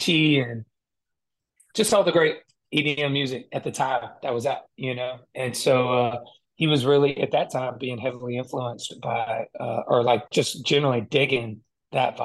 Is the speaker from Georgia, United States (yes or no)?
yes; Georgia, United States; I'm from Georgia